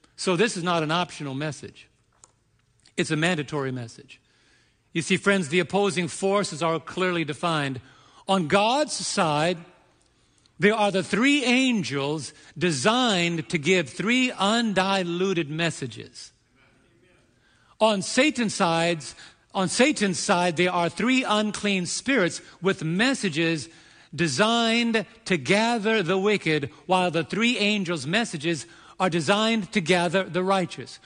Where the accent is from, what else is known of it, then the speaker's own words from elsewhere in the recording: New York, United States; the energetic New Yorker that I can be